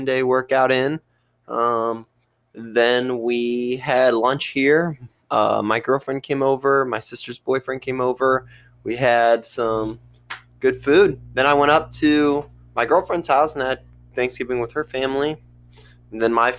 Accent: United States; I'm an American

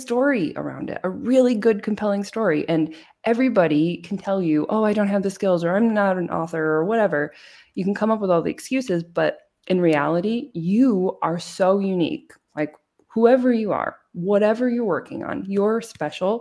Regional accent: United States; moved away as an adult; now in Germany; I'm an American

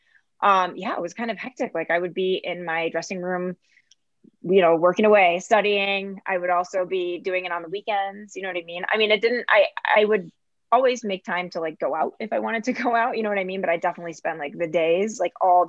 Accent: Rochester, New York, United States; moved away; also born or lived in Miami / Istanbul / Chicago; my hometown, Rochester, New York

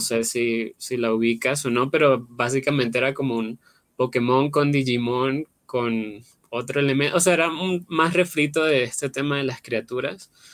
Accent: Venezuela; moved away; Yo pues soy venezolano, vengo de Venezuela, vivía en una ciudad pequeña

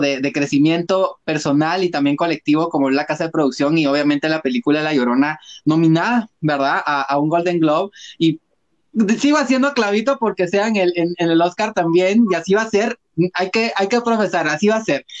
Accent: Guatemala; como guatemaltecos

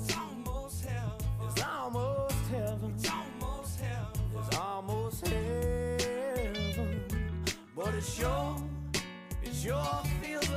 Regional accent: West Virginia, United States; We are from West Virginia.

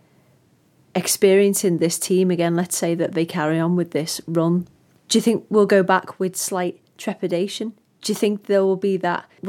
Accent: Liverpool, North West England, United Kingdom; I was born in Liverpool and I've come from City Road, I was down the road from Goodison Park

